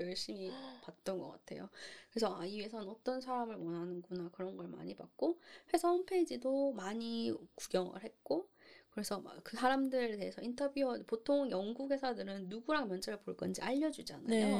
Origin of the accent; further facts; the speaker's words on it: South Korea; moved away as an adult; also born or lived in Singapore; now in United Kingdom; 제가 이제 한국인이기 때문에 그 한국인이라는 걸 먹고 들어간다는